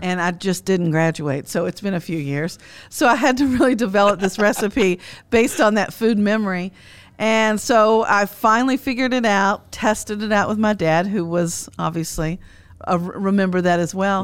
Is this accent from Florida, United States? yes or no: no; Frankfort, Kentucky, United States; growing up in Frankfort, Kentucky, the heart of bourbon country